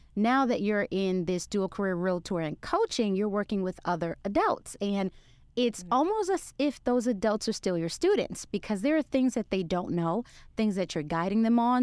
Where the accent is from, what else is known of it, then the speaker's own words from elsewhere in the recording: New York City, New York, United States; moved away as an adult; now in Texas, United States; I'm a New Yorker from Brooklyn, New York